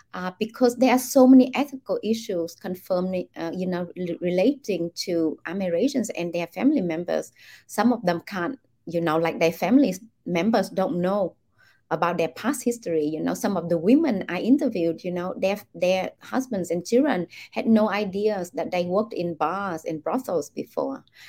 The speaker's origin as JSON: {"language": "English", "country": "Vietnam", "tie": "born or raised there", "said": "I grew up in Vietnam"}